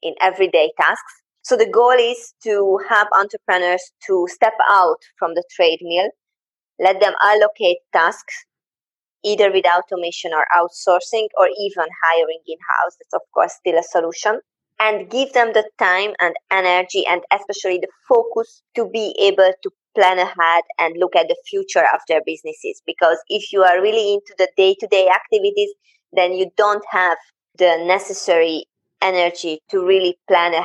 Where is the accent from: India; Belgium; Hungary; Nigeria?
Hungary; I'm from Hungary and I am there right now.